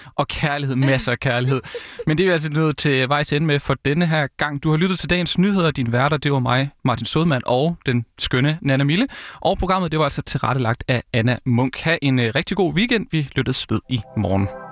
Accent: Vejle, Southern Denmark, Denmark; moved away as an adult; also born or lived in Odense; Jeg er jo fra Vejle og har også læst i Vejle

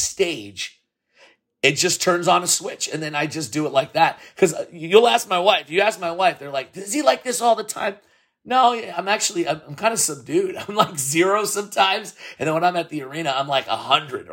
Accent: San Francisco, California, United States; I grew up born and raised in San Francisco. This is my city

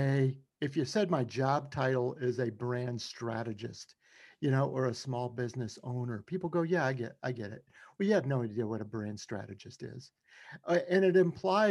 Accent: Shreveport, Louisiana, United States; One of my first jobs in college was as a DJ, you know, at a soul disco music station in my hometown of Shreveport, Louisiana

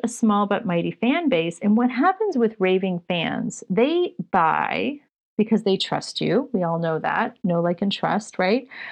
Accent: Canada; Just being Canadian

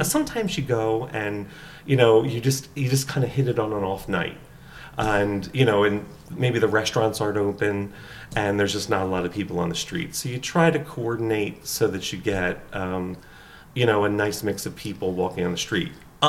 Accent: East Coast, United States; moved away as an adult; now in San Francisco, United States; we've been in San Francisco for over 20 years. And we come from the East Coast.

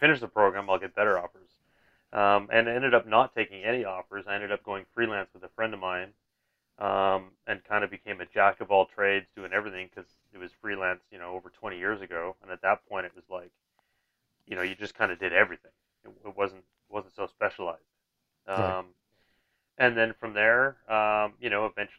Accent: British Columbia, Canada; I was from Vancouver. Well, I'm not from Vancouver, but I was from BC

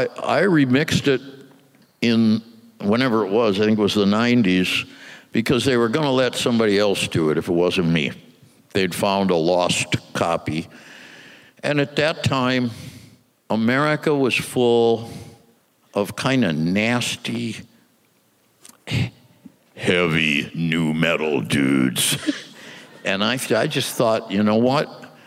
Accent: Midwest, United States; we're kids from the Midwest. We've never even been to New York.

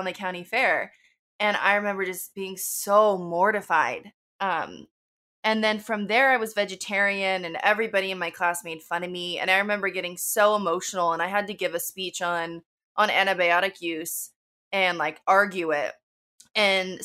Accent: Wilton, California, United States; I was raised in Sacramento, actually more specifically in Wilton, which is kind of a, like, small rural area

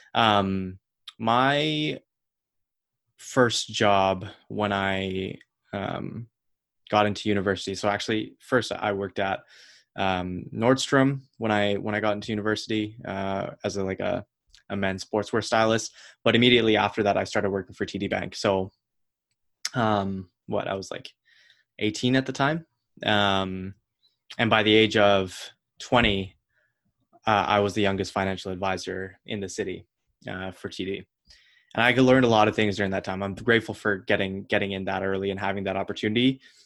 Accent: Ottawa, Ontario, Canada; moved away as an adult; also born or lived in Toronto; I was from Ottawa

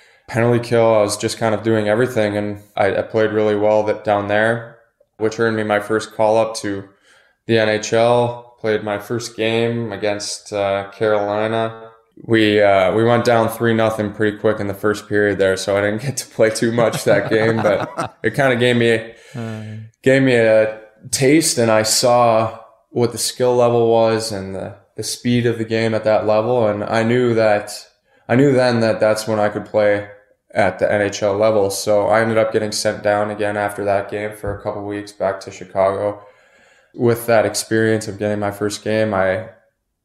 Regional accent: Western Canada, Canada; growing up in Western Canada

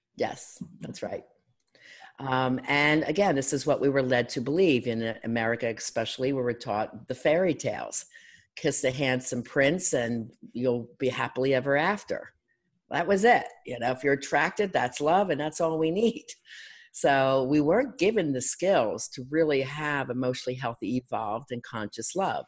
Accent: Philadelphia, Pennsylvania, United States; I'm from Philadelphia

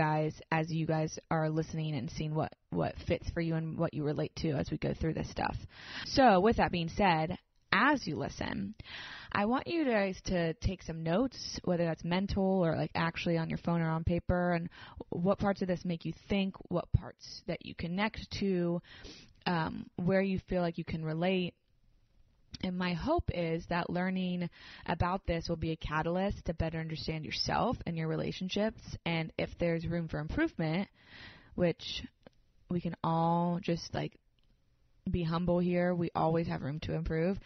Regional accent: Nashville, Tennessee, United States; I'm from Nashville. I'm a therapist here.

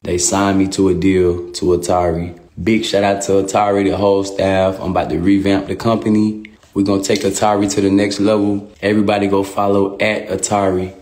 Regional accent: New York, United States; Uptown, Big Bronx.

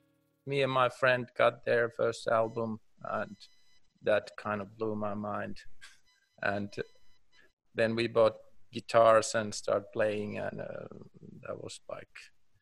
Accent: North Finland, Finland; English is a second language; And maybe where I come from North Finland, there is not much people, just reindeers.

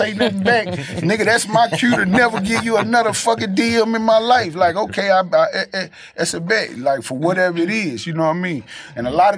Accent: the South, United States; I'm from the South

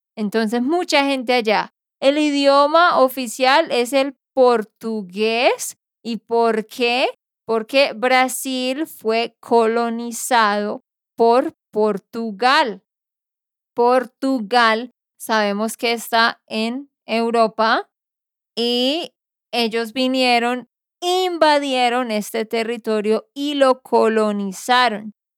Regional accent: Santander, Colombia; also born or lived in Barranquilla, Colombia; de Santander, Colombia

